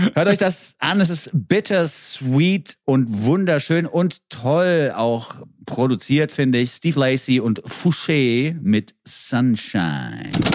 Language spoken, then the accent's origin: German; Switzerland; bei uns in der Schweiz